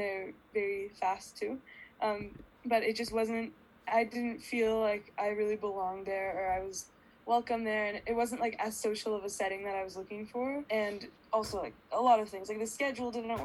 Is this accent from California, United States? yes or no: yes; Pasadena, California, United States; now in Los Angeles, United States; I grew up in Pasadena and I'm Persian and Jewish